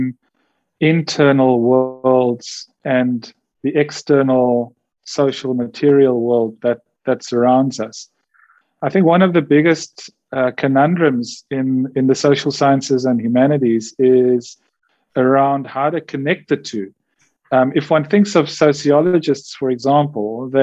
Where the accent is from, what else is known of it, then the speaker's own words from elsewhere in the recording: Cape Town, Western Cape, South Africa; I'm born and bred in Cape Town. I grew up very much in the 80s